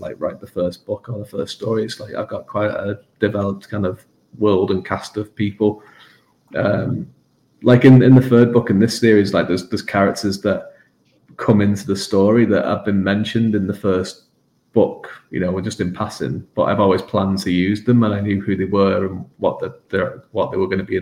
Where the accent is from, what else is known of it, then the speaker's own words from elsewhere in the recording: England, United Kingdom; I grew up in England, where it's like this island nation